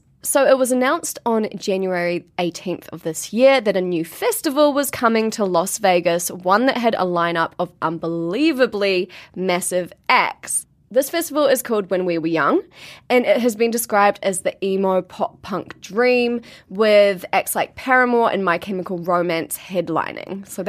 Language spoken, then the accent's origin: English; Blenheim, Marlborough, New Zealand; Like, Tom's from Auckland and I'm from Blenheim.